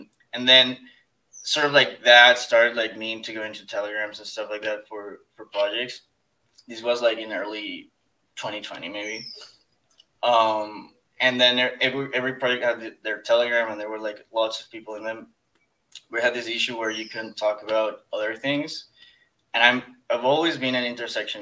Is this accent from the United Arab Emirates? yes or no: no; Ecuador; I'm from Ecuador